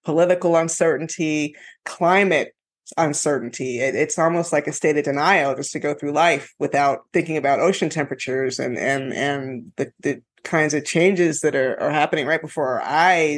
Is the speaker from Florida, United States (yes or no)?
yes; Florida, United States; now in California, United States; I'm a refugee from Florida living in California.